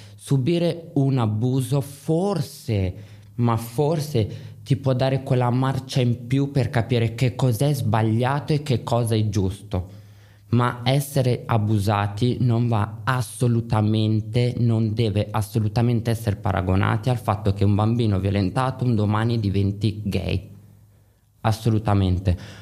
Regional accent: Milan, Lombardy, Italy; Io ad esempio sono di Milano

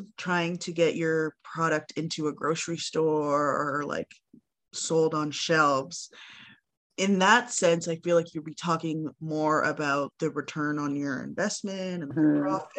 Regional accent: Toronto, Ontario, Canada; now in Montreal, Canada; I grew up in Toronto

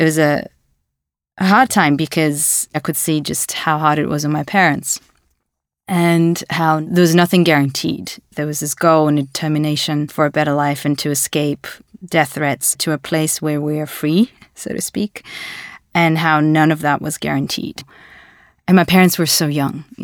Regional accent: Latvia; For a very long time, if I said I'm from Latvia, I would immediately have to explain where it is in the world. So I would give that context because it's a very small Baltic country and no, not many people know it

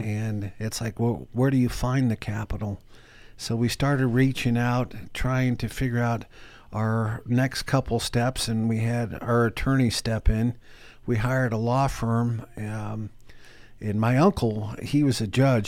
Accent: Denver, Colorado, United States; I grew up here in Denver, and I lived in a very modest home

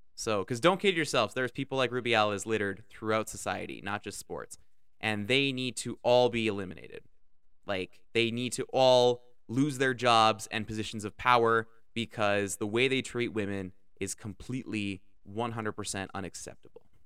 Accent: Canada; I'm Canadian

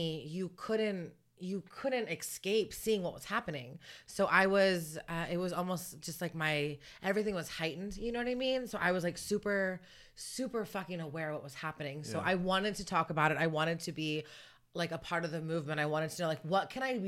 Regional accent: Sonoma County, California, United States; growing up in Sonoma County

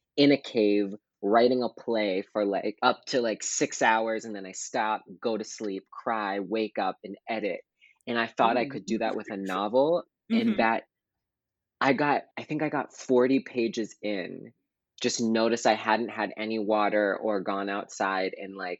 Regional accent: Pittsburgh, Pennsylvania, United States; also born or lived in Toledo, Ohio; I was born in Toledo, Ohio, and then I moved to Pittsburgh, Pennsylvania. So technically, I am a Western Pennsylvania Pittsburgher

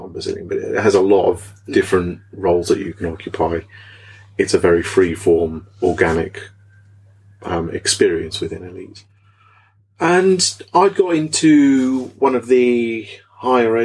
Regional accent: Norfolk, East of England, United Kingdom; I'm from Norfolk

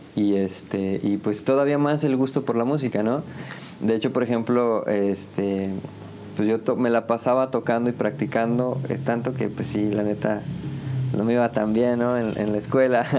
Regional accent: San Juan, Mexico; also born or lived in Ciudad Victoria, Tamaulipas; yo soy originario, originalmente, valga la redundancia, de Ciudad Victoria, Tamaulipas pero me vine a vivir aquí a San Juan desde los cinco

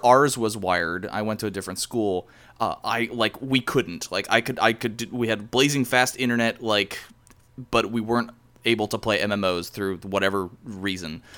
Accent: Cleveland, Ohio, United States; represent my hometown

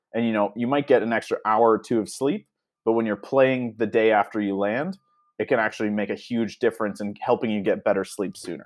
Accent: Canada; accent: Canadian; I never really realized how Canadian I sound

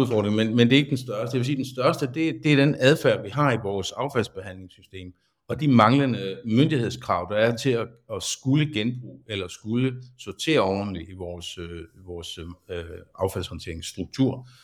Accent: Svendborg, Southern Denmark, Denmark; født og opvokset her i Svendborg

